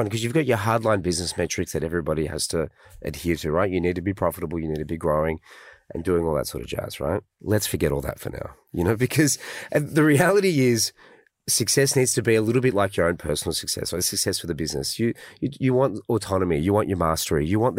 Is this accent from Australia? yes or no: yes; Australia; we're Aussie, you know, and Aussies are a mixed bag of internationals